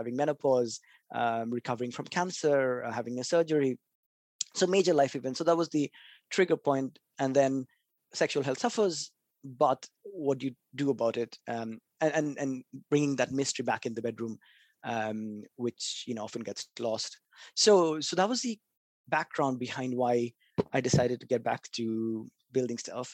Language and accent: English; Kolkata, West Bengal, India; I grew up in Calcutta, which is a little city. Well, little, not really, a little city near the east of India